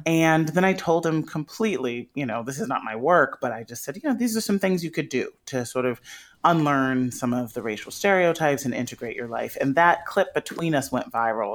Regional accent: Chicago, Illinois, United States; I grew up in Chicago

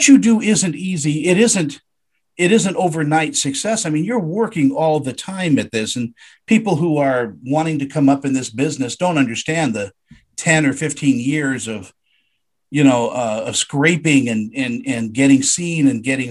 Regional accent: Los Angeles, California, United States; also born or lived in San Diego; I grew up in Los Angeles

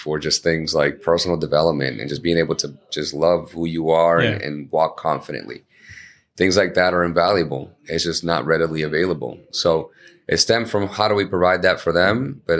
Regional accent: Chelsea, Massachusetts, United States; English is a second language; we grew up in Chelsea

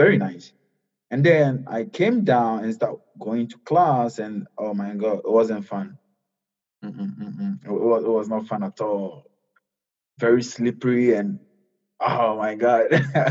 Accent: Ghana; moved away as an adult; now in Dubuque, United States; I'm from Ghana in Africa

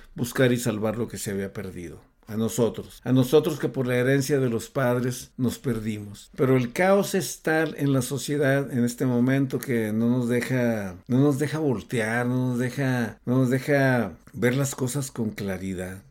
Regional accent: Mexico; el México lindo y querido de donde yo soy

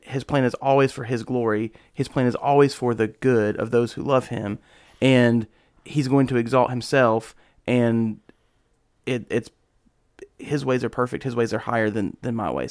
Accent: United States; As an American living in 2021, almost 2022

